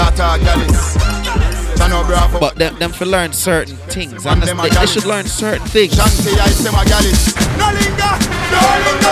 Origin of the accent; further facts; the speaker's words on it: London, United Kingdom; I grew up in Northwest London when I came to England